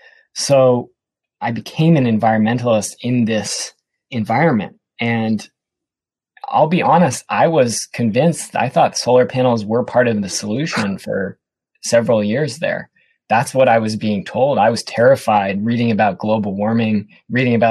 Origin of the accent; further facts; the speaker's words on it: Seattle, Washington, United States; My background is I grew up in Seattle